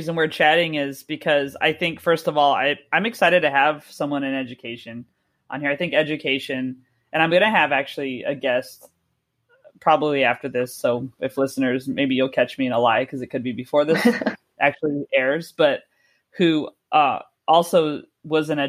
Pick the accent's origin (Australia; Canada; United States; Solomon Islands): United States; Santa Clarita, California; born or raised there; moved away as an adult; now in London, United Kingdom